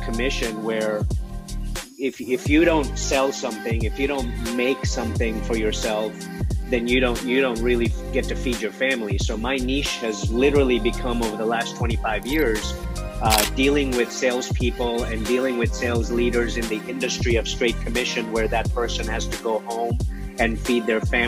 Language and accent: English; Kenya; I was born in Kenya.